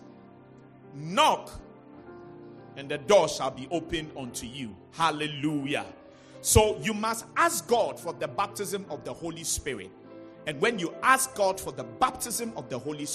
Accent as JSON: {"language": "English", "town": "Accra", "region": "Greater Accra", "country": "Ghana", "tie": "born or raised there", "said": "I was born in La, and that's where I grew up."}